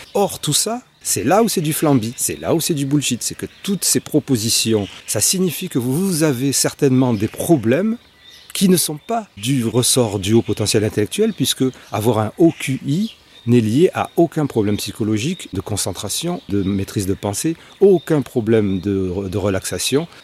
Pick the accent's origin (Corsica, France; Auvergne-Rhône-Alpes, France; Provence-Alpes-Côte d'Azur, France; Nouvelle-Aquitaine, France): Provence-Alpes-Côte d'Azur, France; Marseille; moi je suis marseillais